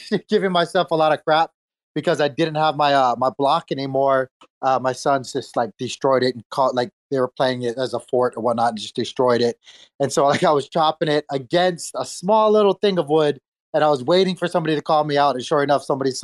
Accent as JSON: {"language": "English", "region": "Hawaii", "country": "United States", "tie": "born or raised there", "moved": "as an adult", "said": "I was born and raised in Hawaii"}